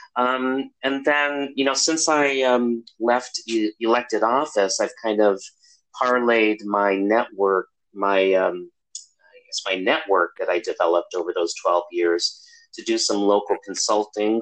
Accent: Chicago, Illinois, United States; moved away as an adult; also born or lived in Milwaukee, Wisconsin; now in California, United States; I grew up in Chicago

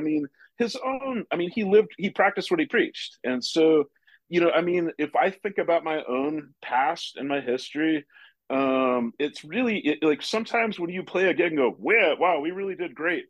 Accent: Portland, Oregon, United States; moved away; also born or lived in New York / Santa Fe; I grew up in Portland, Oregon

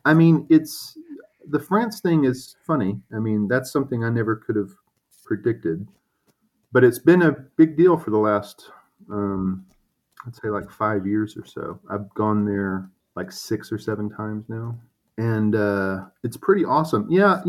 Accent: Arkansas, United States; it's about Arkansas, that it's about the sort of religious upbringing that I had.

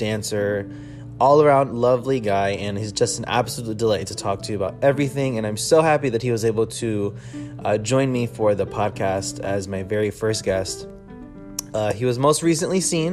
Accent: Connecticut, United States; moved away as an adult; now in New York City, United States; currently coming to you from Connecticut, my home state

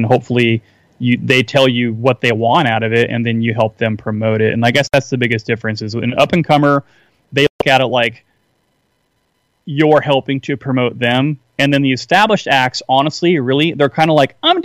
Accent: Seattle, Washington, United States; I'm from the Seattle area, as I was telling you earlier, and I grew up playing music in the late 80s, early 90s

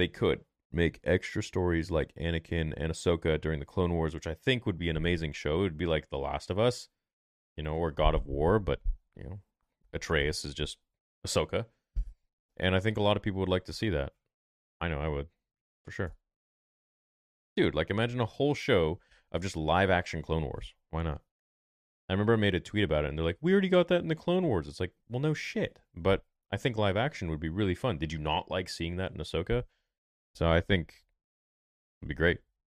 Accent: Hawaii, United States; I'm from Hawaii.

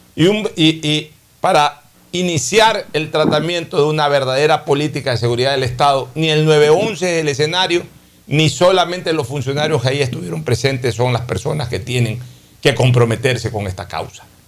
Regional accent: Guayaquil, Guayas, Ecuador; la ciudad de Guayaquil, en la misma maternidad que yo nací, en Enrique Sotomayor

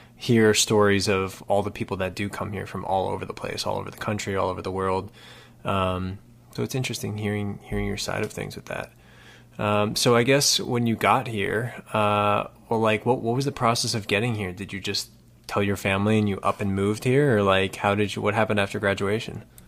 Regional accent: around New York City, United States; I grew up around New York City

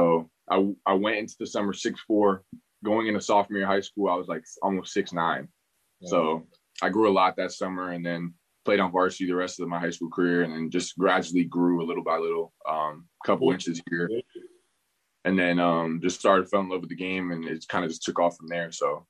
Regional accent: Pembroke Pines, Florida, United States; No, actually I'm from South Florida. So I'm from Pembroke Pines, which is in South Florida. It's, it's by Fort Lauderdale, not too far from like Fort Lauderdale, all that area around there, but I'm from Pembroke Pines. So I was born and raised there until I was about like 8 or 9.

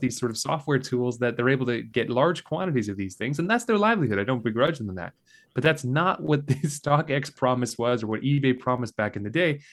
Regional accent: Calgary, Alberta, Canada; now in St. Catharines, Canada; I grew up in Calgary

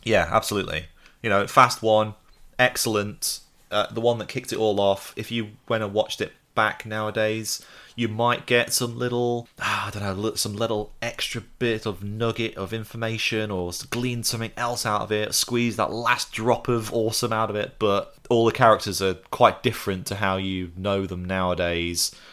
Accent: United Kingdom

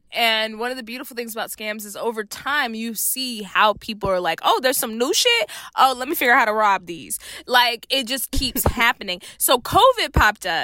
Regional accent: Texas, United States; I'm from Texas, so guns are like culture

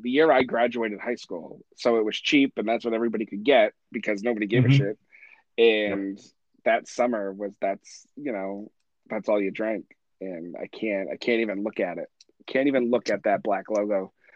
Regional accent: Massachusetts, United States; growing up in Massachusetts

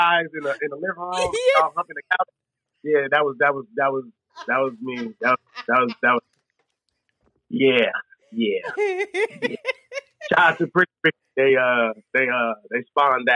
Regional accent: San Francisco, California, United States; Born and raised

